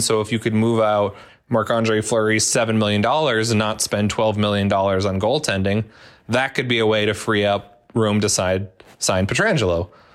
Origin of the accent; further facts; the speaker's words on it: Minnesota, United States; growing up in Minnesota